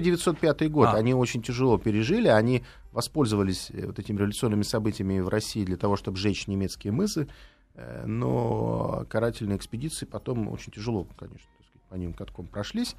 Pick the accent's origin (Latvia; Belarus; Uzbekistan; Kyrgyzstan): Latvia; Riga; now in Moscow, Russia; При том, что Рига мой родной город, я родился в Риге